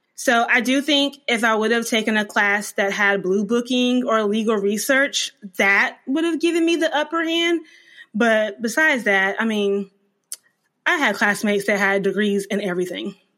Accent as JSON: {"language": "English", "region": "North Carolina", "country": "United States", "tie": "born or raised there", "also_born_or_lived": "Germany", "said": "I was born in Germany, but I lived in North Carolina from two, nineteen ninety-four until I left for law school in two thousand fourteen. So I am a North Carolina girl."}